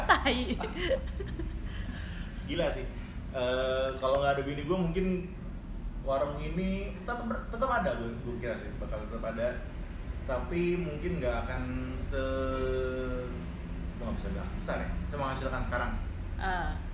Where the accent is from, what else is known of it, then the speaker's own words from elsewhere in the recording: Jakarta, Indonesia; gue kan orang Jakarta kan ya